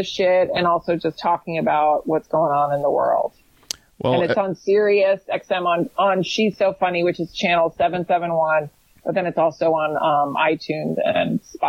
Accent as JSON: {"language": "English", "town": "Fairfax", "region": "Virginia", "country": "United States", "tie": "born or raised there", "said": "the Johnny Depp trial was actually done in my hometown. I grew up in Fairfax, Virginia."}